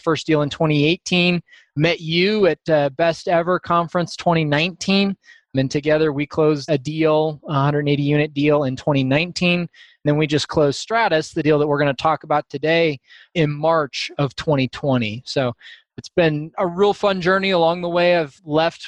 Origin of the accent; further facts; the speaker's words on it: Boise, Idaho, United States; now in Denver, United States; I grew up in Idaho, just outside of Boise on a family farm there